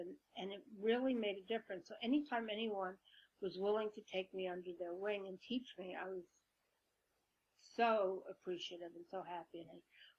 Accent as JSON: {"language": "English", "town": "Brooklyn", "region": "New York", "country": "United States", "accent": "Brooklyn", "said": "I'm from Brooklyn. I'm a Brooklyn kid. I speak like, you know, Vinnie Barberini. Remember Vinnie Barberini? You know, that whole, like, Brooklyn doesn't sound so smart kind of accent."}